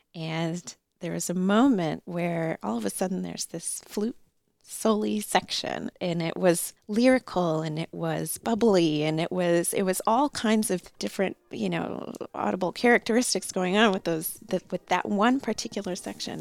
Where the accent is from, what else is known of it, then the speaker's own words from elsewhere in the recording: Chicago, Illinois, United States; moved away as an adult; also born or lived in Pittsburgh, United States / Baltimore, United States; now in Norfolk, United States; I grew up in the Chicago area